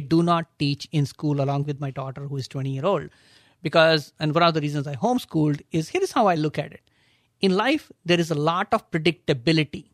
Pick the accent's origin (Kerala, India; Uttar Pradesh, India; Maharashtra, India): Uttar Pradesh, India; Agra; now in United States; my accent is from a city called Agra